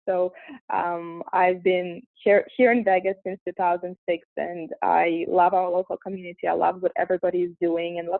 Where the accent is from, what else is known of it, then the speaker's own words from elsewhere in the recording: Russia; English is a second language; moved away as an adult; now in United States; I'm originally from Russia, and I was born and raised there. I moved here at the age of 19